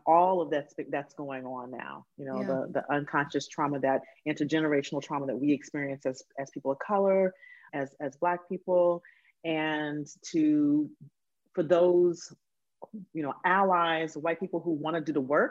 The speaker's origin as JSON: {"language": "English", "town": "Huntsville", "region": "Alabama", "country": "United States", "tie": "born or raised there", "said": "I grew up in Huntsville, Alabama"}